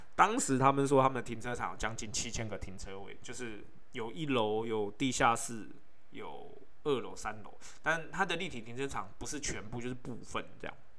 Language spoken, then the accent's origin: Chinese; Taiwan; 那我们台湾人当然不是这样啦